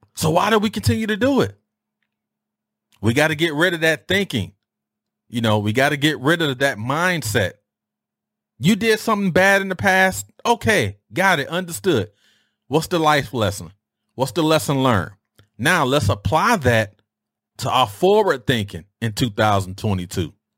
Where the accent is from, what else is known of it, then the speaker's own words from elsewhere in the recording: Detroit, Michigan, United States; how we used to dress growing up in Detroit